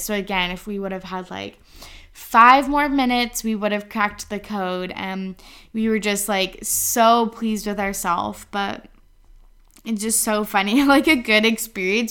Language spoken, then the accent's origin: English; Kamloops, British Columbia, Canada; moved away; I was up in Kamloops, my hometown